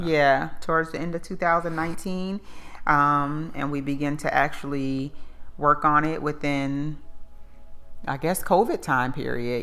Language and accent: English; Plainfield, New Jersey, United States; now in Charlotte, United States; I'm from Plainfield, New Jersey, but I've been in North Carolina for 14 years